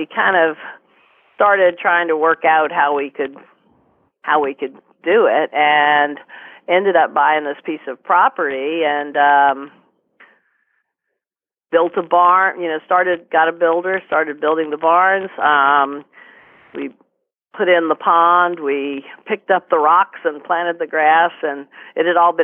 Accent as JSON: {"language": "English", "town": "Great Falls", "region": "Virginia", "country": "United States", "tie": "born or raised there", "said": "I grew up in Great Falls, which is closer into Washington"}